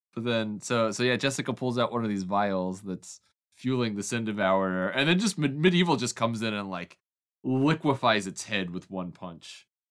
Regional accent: Oklahoma, United States; growing up in Oklahoma

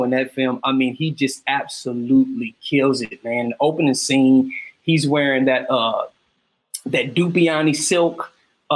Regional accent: Cleveland, Ohio, United States; now in Atlanta, United States; I'm from Cleveland, Ohio, so my sense of style is very Midwest.

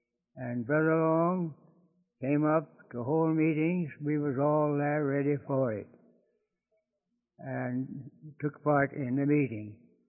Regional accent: Harrison County, Missouri, United States; now in Stanberry, United States; I was raised in Harrison County, Missouri.

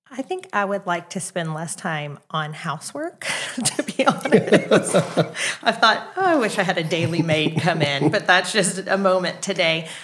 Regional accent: Kansas City, United States; also born or lived in Oklahoma; now in Edmond, United States; I'm not from Oklahoma, I'm actually from Kansas City

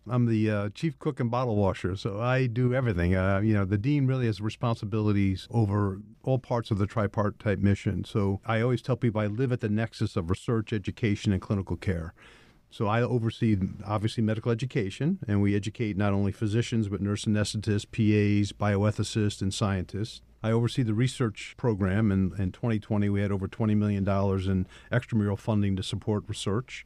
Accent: Troy, New York, United States; also born or lived in Pittsburgh, Pennsylvania; I'm a local person, born and raised in Troy, New York

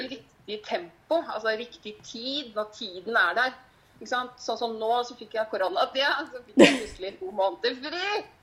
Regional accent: Horten, Vestfold, Norway; moved away as an adult; also born or lived in Gol, Hallingdal; now in Hallingdal, Norway; Jeg kommer jo fra Horten i mm. Vestfold

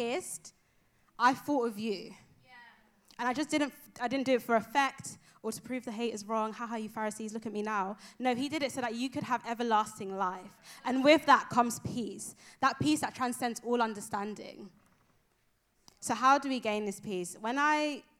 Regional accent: London, United Kingdom; moved away as an adult; also born or lived in Nigeria; now in Exeter, United Kingdom; I am originally from London, East London. Shout out, East London. I'm from Nigeria as well. That's my home

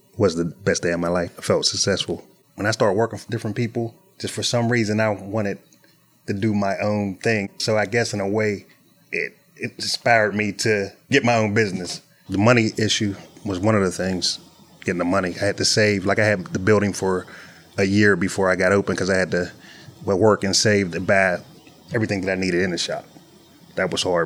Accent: Pittsburgh, Pennsylvania, United States; I was born in Broadhead Manor on the west end of Pittsburgh, in the projects, but I had a pretty good childhood

